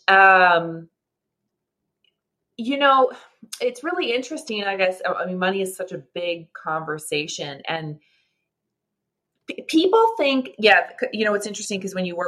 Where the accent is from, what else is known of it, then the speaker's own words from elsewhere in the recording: Canada; I'm a Canadian, a proud Canadian